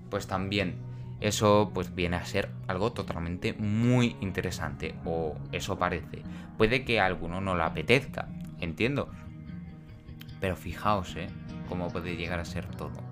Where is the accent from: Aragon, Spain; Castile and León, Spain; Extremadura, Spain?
Extremadura, Spain; Como estamos en Extremadura, ¿no? Yo soy de Extremadura y no puedo pues hacer las cosas que tenía pensado el viernes porque estamos a punto de confinarnos porque la situación es muy mala.